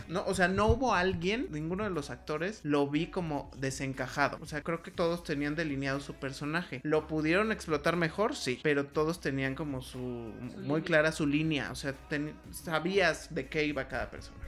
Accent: Mexico; uno como mexicano

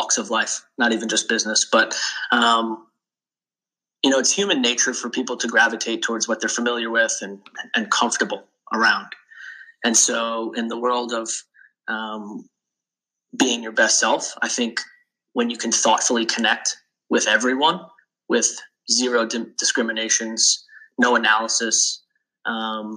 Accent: Long Island, New York, United States; moved away as an adult; also born or lived in Charlotte, North Carolina / Philadelphia; I grew up on Long Island. Being from New York, there is this sense of honor and loyalty

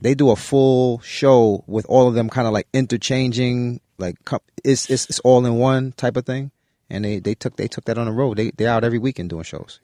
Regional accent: New York City, New York, United States; staying in Brooklyn

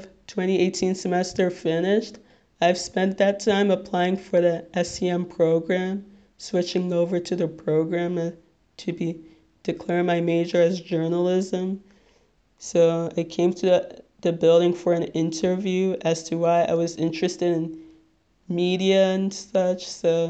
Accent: Nigeria; So obviously you guys have figured out by now that I'm Nigerian

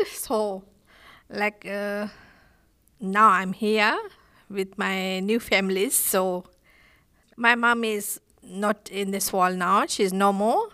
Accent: Fiji; accent: island English; English is a second language; moved away as an adult; now in Australia; I'm from Fiji

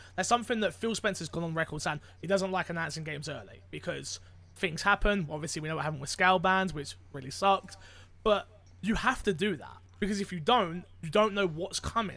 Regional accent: United Kingdom; I am not Canadian, but British.

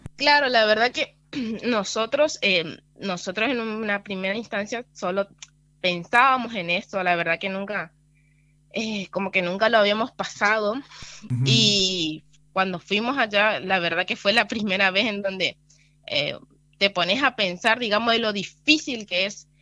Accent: Villa Rural El Palmar, Chaco, Argentina; desde que nací vivo acá, mis papás estaban acá, viven hace como unos 19 años Así que prácticamente de nacimiento acá.

